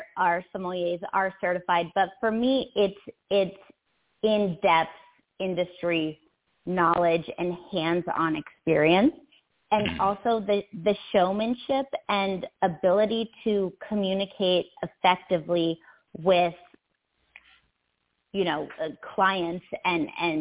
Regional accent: Philadelphia, Pennsylvania, United States; I was born and raised in Philadelphia, which doesn't have a huge wine culture

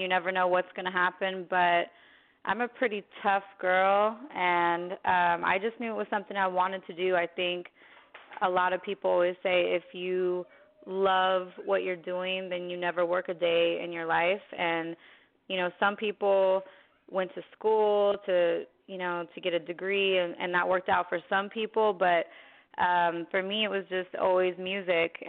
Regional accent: San Francisco Bay Area, California, United States; moved away as an adult; also born or lived in Queens, New York / Santa Rosa, California; now in Los Angeles, United States; I'm calling from LA right now, but I'm originally from the Bay, which San Francisco Bay Area, all over it

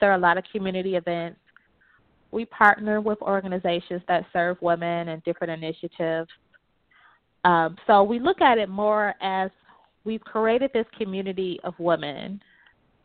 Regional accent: Detroit, Michigan, United States; I was born and raised in Detroit

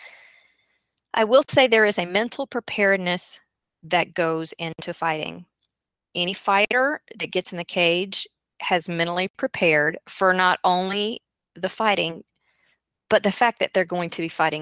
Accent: the South, United States; am from the South, in case you didn't guess, and I am a child of country folk.

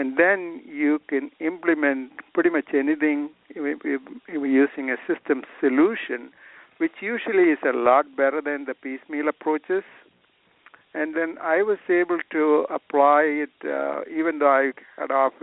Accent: Kerala, India; moved away as an adult; now in United States; I was growing up in India

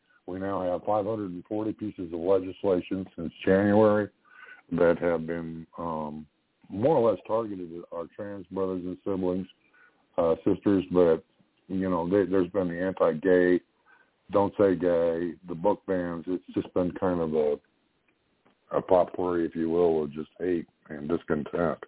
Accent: Ontario, Canada; moved away; also born or lived in Nova Scotia; I grew up in Ontario.

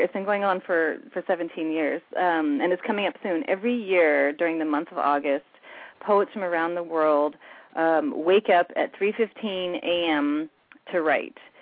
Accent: United States; moved away as an adult; now in Vancouver, Canada; the only reason I'm in Canada is because I married a Canadian and uh, I'm from the States

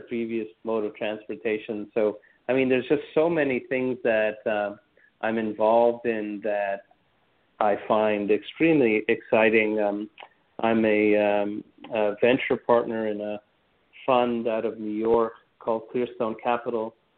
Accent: Montreal, Quebec, Canada; I'm Canadian uh, by background. I was born and raised in Montreal

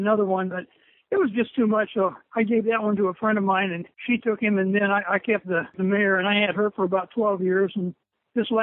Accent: Los Angeles, California, United States; also born or lived in Simi Valley, California; I was born in Los Angeles, California

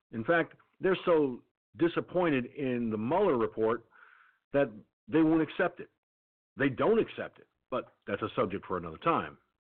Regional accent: United States; I'm an American citizen. I was born, raised, and crazed in this country

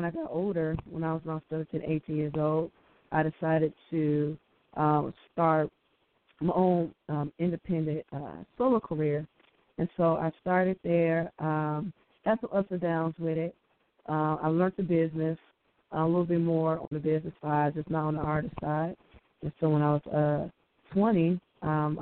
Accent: Chicago, Illinois, United States; I'm from Chicago, born and raised here in Chicago

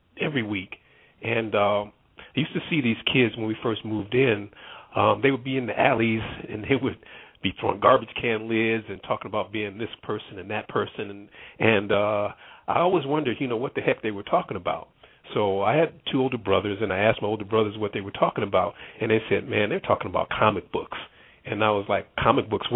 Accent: Harvey, Illinois, United States; also born or lived in Phoenix, Illinois; growing up in the Phoenix Harvey area, it was a great childhood.

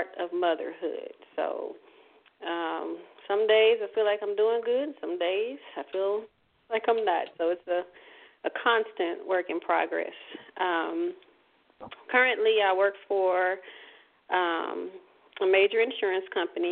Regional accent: Port Arthur, Texas, United States; also born or lived in Austin, Texas / Dallas, Texas; I am originally from Port Arthur, Texas, one of the greatest, smallest cities in the world.

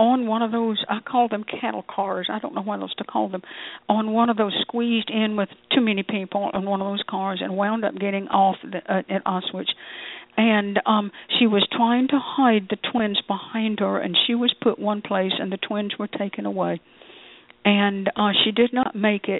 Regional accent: United States; I'm an American.

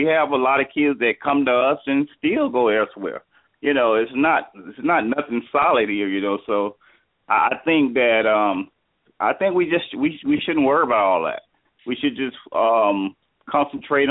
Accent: Miami, Florida, United States; now in Virginia, United States; I'm in Virginia now, but I'm from Miami. And I live in Virginia now

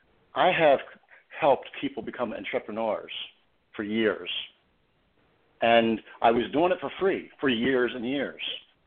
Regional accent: Baltimore, Maryland, United States; Well, Baltimore City, I grew up Catholic, and I have two sisters and one brother.

